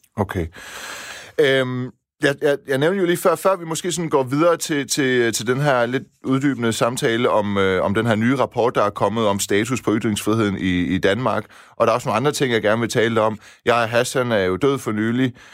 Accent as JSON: {"language": "Danish", "country": "Iran", "moved": "yes", "said": "Jeg stammer jo fra Iran"}